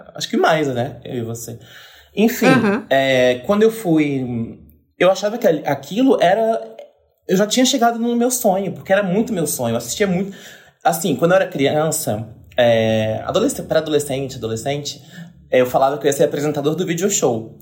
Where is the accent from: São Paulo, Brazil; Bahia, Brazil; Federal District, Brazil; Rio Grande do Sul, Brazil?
Federal District, Brazil; Brasília; moved away; eu vim de Brasília.